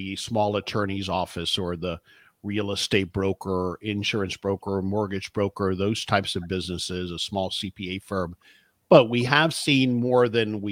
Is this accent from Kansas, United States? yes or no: no; South Florida, United States; moved away as an adult; I grew up in South Florida. I'm a son of Cuban immigrants.